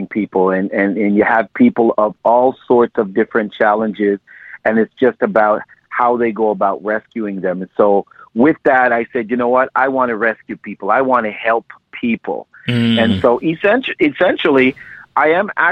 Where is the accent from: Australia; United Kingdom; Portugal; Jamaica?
Jamaica; Montego Bay; now in Canada; I was born in Montego Bay, Jamaica, and I am the youngest of five children, and I was raised by my mother and my father.